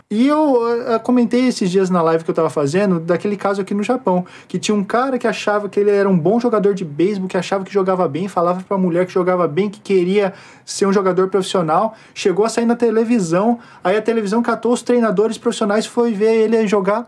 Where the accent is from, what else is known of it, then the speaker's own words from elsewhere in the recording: Brazil; eu sou brasileiro